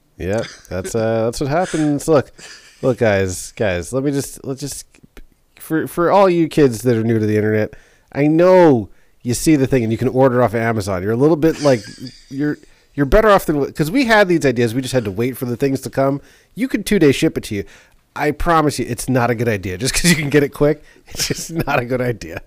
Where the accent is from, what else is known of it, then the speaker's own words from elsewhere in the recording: New York City, New York, United States; growing up in New York City, you see a lot.